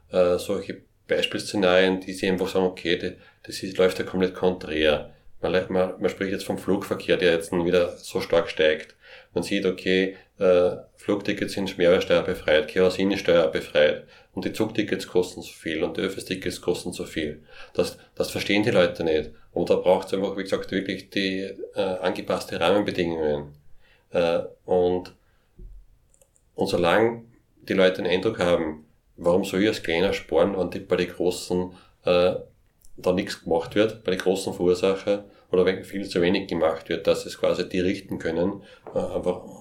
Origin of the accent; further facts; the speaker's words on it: Upper Austria, Austria; Wenn ich aber weiß, als, als ja, Oberösterreicher, als Österreicher, ja, auch die großen Firmen müssen mitmachen